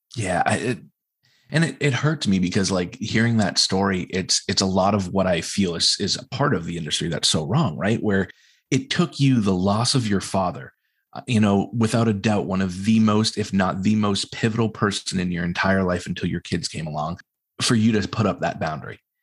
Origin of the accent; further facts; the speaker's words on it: New England, United States; us as New Englanders